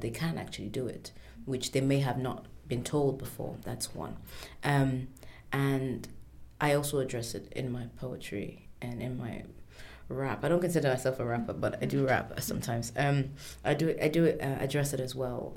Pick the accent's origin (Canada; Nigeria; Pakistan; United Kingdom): Nigeria; I'm Nigerian